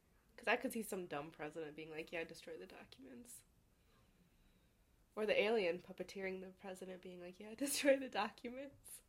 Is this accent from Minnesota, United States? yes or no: yes; Minnesota, United States; accent: Minnesotan; My son over there says you sound like me, and I'm Minnesotan.